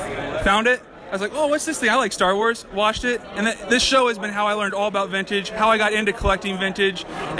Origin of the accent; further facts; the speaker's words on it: Ohio, United States; I'm from Ohio. So I'm 20 years old